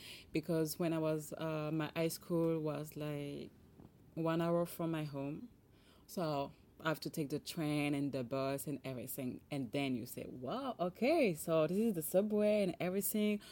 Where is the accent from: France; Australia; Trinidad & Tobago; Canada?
France; Paris, Île-de-France; English is a second language; I'm French, actually. I born in Paris 29 years ago. And my parents from Haiti.